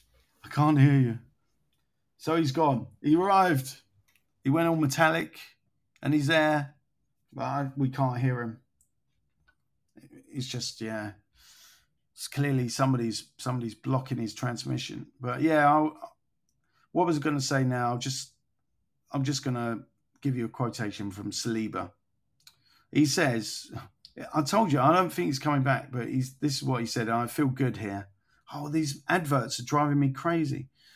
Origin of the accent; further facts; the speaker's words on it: England, United Kingdom; now in Rome, Italy; I was born and raised in England.